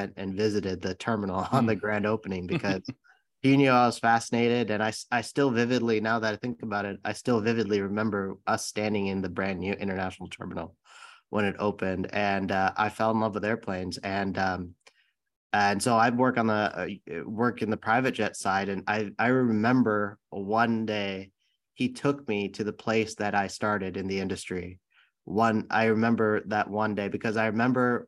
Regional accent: San Bruno, California, United States; I grew up in the Bay Area in San Bruno, California

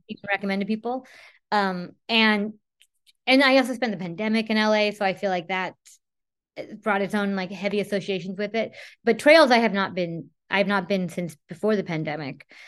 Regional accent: Whittier, California, United States; I grew up in Whittier

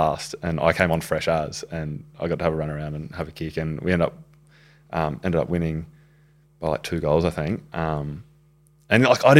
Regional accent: Brisbane, Queensland, Australia; born or raised there

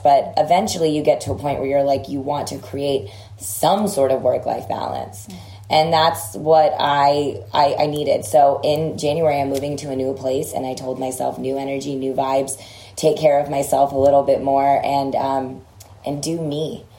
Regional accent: Texas, United States; I grew up in Texas

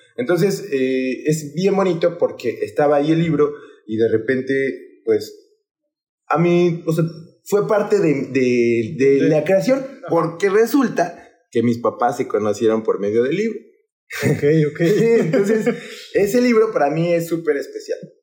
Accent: Mexico City, Mexico; now in Papantla de Olarte, Mexico; soy originario de la Ciudad de México. En especial soy del lugar, eh, bueno, yo siempre se lo comento a la bandita, soy del lugar donde abundan los coyotes, que es Coyoacán

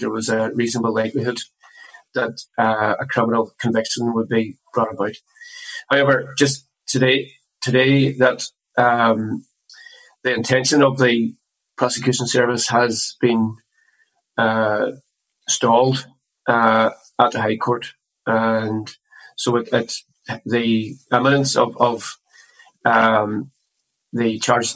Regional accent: Derry, Northern Ireland, United Kingdom; born and raised in the Brandywell area, where we were brought up as well

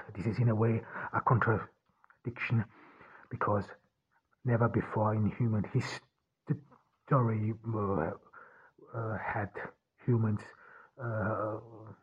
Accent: Ordu, Turkey; I am here in Turkey, in Ordu, my hometown

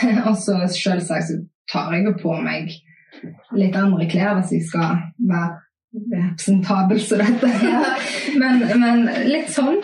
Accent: Haugesund, Rogaland, Norway; vi i Haugesund

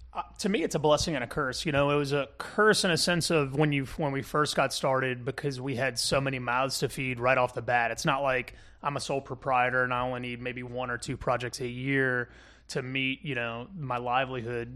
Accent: Kenner, Louisiana, United States; I grew up in Kenner, uh, Kenner, Louisiana, and, um, I'm a, I'm a Jefferson Parish kid at heart

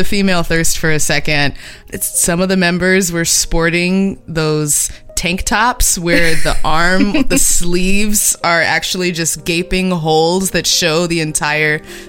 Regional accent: Los Angeles, California, United States; both my parents went to UCLA. I grew up on the West Side.

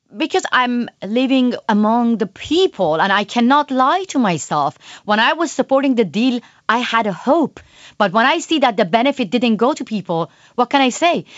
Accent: Iran; born or raised there; moved away

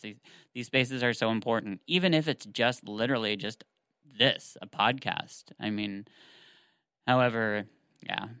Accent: the South, Tennessee, United States; where we grew up here in the South

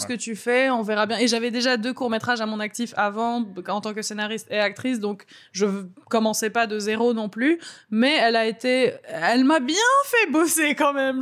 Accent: Beirut, Beirut Governorate, Lebanon; born or raised there; moved away

